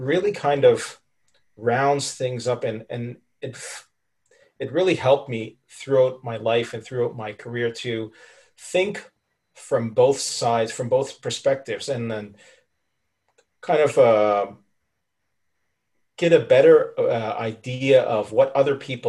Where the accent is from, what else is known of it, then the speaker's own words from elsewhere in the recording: Cairo, Cairo Governorate, Egypt; moved away as an adult; also born or lived in Canada / Toronto, Canada; growing up in Cairo